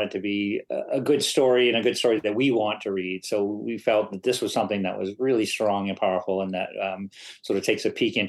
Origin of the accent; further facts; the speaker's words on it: Maine, United States; my home state of Maine